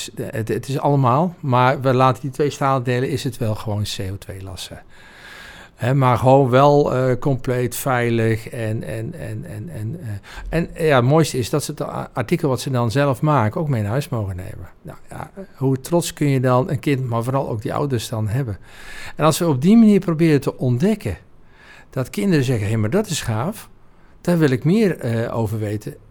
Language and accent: Dutch; Oudheusden, North Brabant, Netherlands; geboren en getogen in Oudheusden. Dat is een heel klein dorpje naast de mooie vesting Heusden.